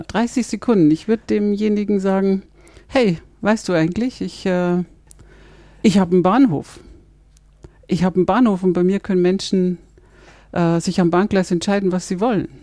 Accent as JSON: {"language": "German", "country": "Germany", "said": "bei uns in Deutschland"}